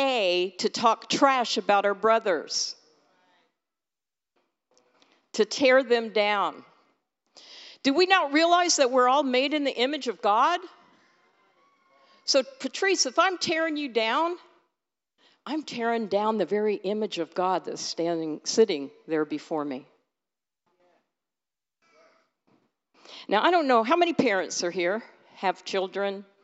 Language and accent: English; California, United States; moved away; I'm from California